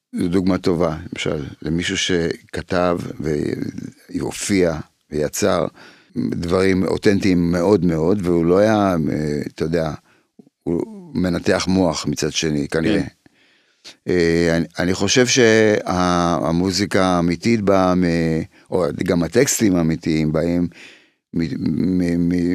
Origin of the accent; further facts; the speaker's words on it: Israel; also born or lived in Poland; כשגדלתי פה